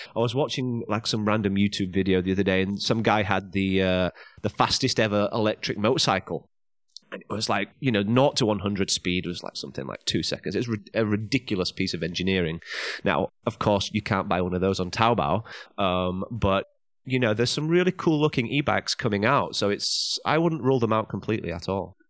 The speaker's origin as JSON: {"language": "English", "region": "England", "country": "United Kingdom", "moved": "as an adult", "lives_now": "China", "said": "go back to England, get my, get my home country license"}